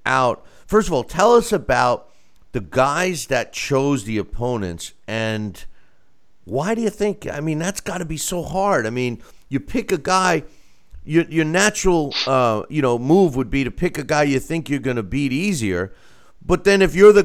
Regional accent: United States; as an American

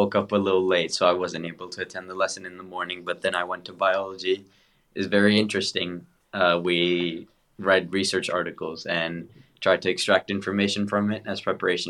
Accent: United States; now in United Kingdom; I, from America, I came here

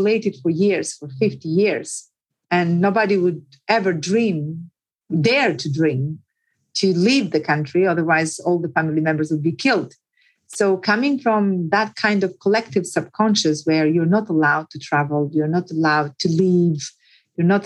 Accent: Puka, Shkodër County, Albania; born or raised there; accent: village; English is a second language; moved away as an adult; also born or lived in Tirana, Albania; now in London, United Kingdom

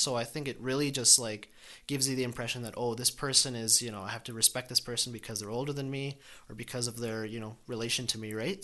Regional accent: Calgary, Alberta, Canada; Born and raised here

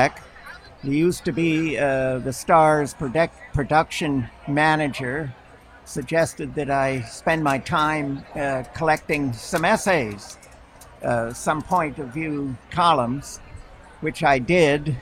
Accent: Bennington, Vermont, United States; also born or lived in East Village, New York City; now in East Hampton, United States; I was born in Putnam Valley Hospital in Bennington, Vermont

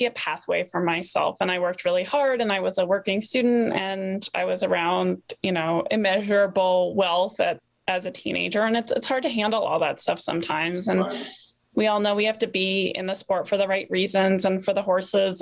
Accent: East Coast, United States; born or raised there

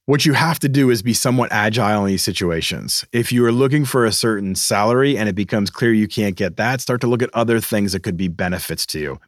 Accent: Boston, Massachusetts, United States; moved away; Boston, my hometown

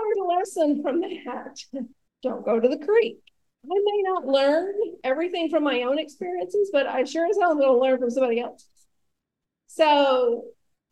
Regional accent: rural Alabama, United States; I grew up in the South, in rural Alabama

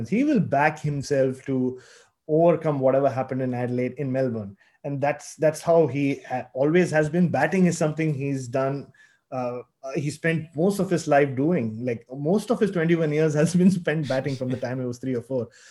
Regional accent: Mumbai, Maharashtra, India; moved away as an adult; now in Australia; I'm from Bombay originally, and I was covering cricket in Bombay for a long time

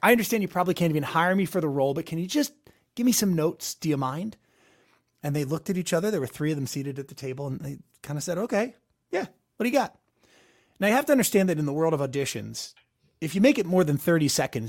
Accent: West Chester, Pennsylvania, United States; I drove up 2 hours at the time. I was from Westchester, PA to New York City.

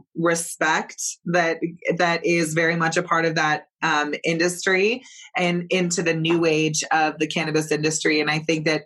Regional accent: Emerald Triangle, California, United States; also born or lived in Bay Area; I grew up in the Emerald Triangle

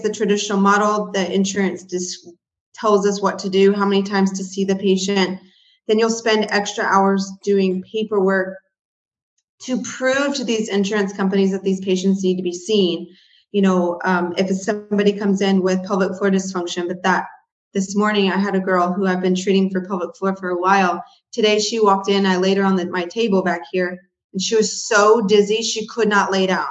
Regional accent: Houston, Texas, United States; moved away as an adult; also born or lived in College Station, Texas; now in northwest of Dallas-Fort Worth, United States; I am originally from Houston, Texas, or near Houston

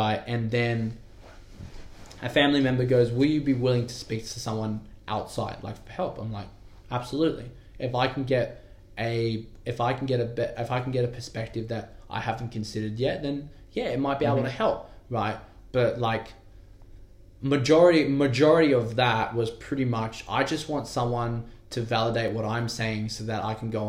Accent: Wentworthville, New South Wales, Australia; also born or lived in Penrith; I grew up in Wentworthville, I went to school in Westmead

